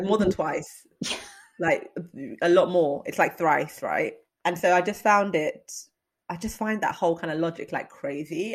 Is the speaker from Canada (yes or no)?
no; London, United Kingdom; We're from London. This is our country